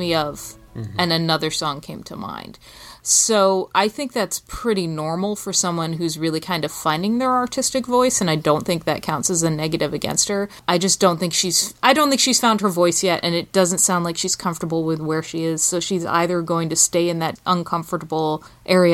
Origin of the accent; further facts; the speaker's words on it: England, United Kingdom; moved away as an adult; now in United States; I'm British. My father's British. I grew up in England. I didn't live in America until I was an adult.